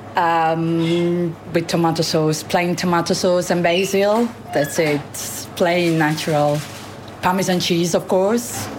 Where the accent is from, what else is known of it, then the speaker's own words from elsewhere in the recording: Sorrento, Campania, Italy; English is a second language; moved away as an adult; now in London, United Kingdom; I am from Sorrento, south of Italy